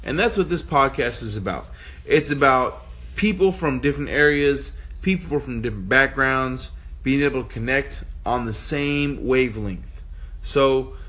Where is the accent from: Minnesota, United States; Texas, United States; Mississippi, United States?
Texas, United States; outside Houston, southeast; I'm from Texas, what they would call suburban Texas, southeast Texas, right outside Houston